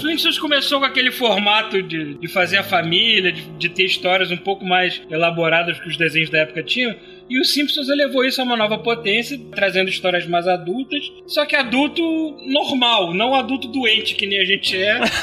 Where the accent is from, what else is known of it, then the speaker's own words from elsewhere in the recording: Brazil; eu sou brasileiro